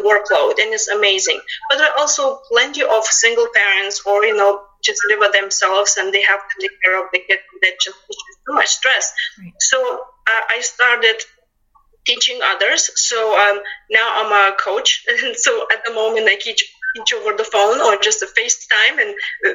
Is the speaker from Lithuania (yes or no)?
yes; Lithuania; English is a second language; moved away as an adult; now in United States; as you can tell from my accent, I'm not local. I'm originally came from Lithuania back in 2000